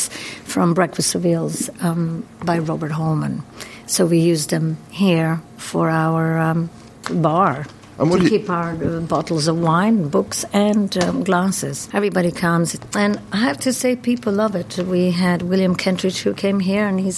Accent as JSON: {"language": "English", "country": "Croatia", "tie": "born or raised there", "also_born_or_lived": "New York, United States", "moved": "as an adult", "lives_now": "London, United Kingdom", "said": "I was born in Croatia and I moved to America when I was 22."}